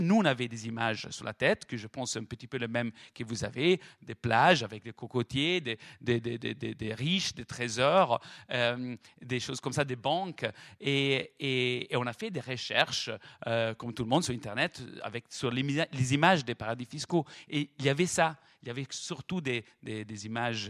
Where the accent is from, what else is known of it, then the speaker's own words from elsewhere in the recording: Florence, Tuscany, Italy; accent: Italian; French is a second language; en entendant mon, accent italien, me demande d'où je viens. Je dis, je viens de Florence